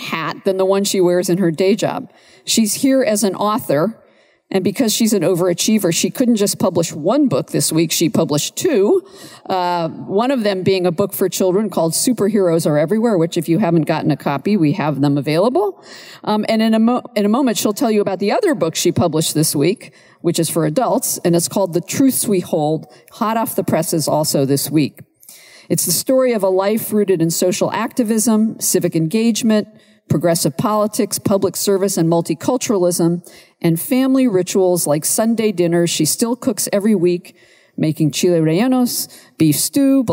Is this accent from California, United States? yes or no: yes; Bay Area, California, United States; I'm from the Bay Area too.